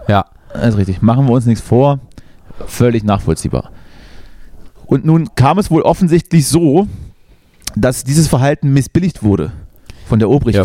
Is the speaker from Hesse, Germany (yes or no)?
no; Thuringia, Germany; Dort, dort, dort, wo ich herkomme, sind die Winter so ein bisschen kälter als, als 0 Grad.